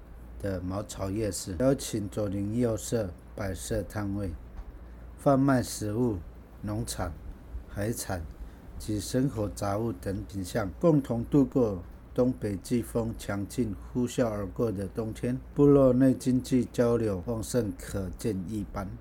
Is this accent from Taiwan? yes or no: yes; Langdao, Orchid Island, Taitung County, Taiwan; 因为我是狼岛的，